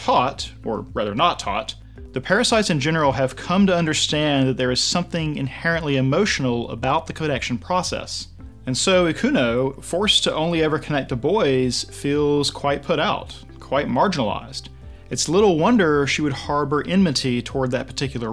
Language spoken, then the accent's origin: English; United States; I'm white, I'm American, I'm male